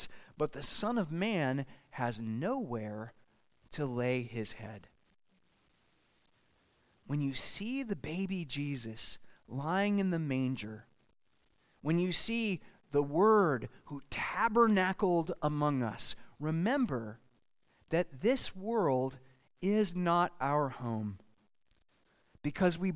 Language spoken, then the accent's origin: English; Southern California, United States; When I was a kid growing up in Southern California, we had the Crystal Cathedral